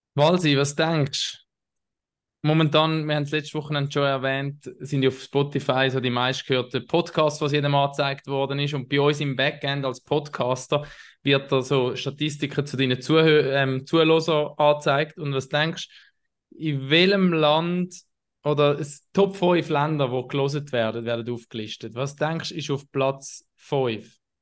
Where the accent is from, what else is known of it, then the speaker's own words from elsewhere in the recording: Herisau, Appenzell Ausserrhoden, Switzerland; auch meine Heimatstadt, wo ich aufgewachsen bin